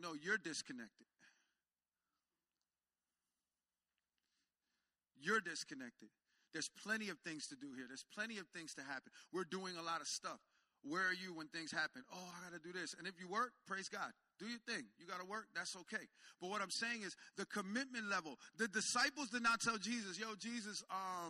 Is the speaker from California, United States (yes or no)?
no; Jersey Shore, New Jersey, United States; I'm from the Jersey Shore area, so I got a beach.